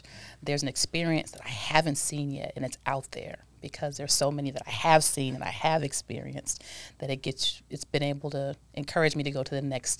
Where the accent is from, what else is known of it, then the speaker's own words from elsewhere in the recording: Milwaukee, Wisconsin, United States; born there; No, I was born in Milwaukee, and I'm an Army brat.